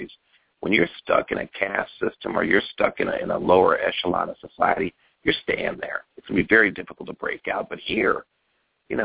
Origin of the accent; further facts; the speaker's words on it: West Covina, California, United States; also born or lived in Milwaukee, Wisconsin; I was originally born in Milwaukee, but I got here when I was 6 months old. So I grew up right here in Pasadena, in a little city called West Covina